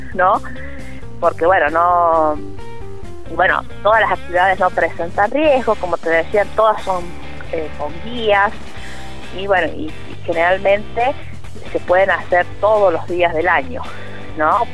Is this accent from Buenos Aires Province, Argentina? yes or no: no; La Carolina, San Luis, Argentina; mi pueblo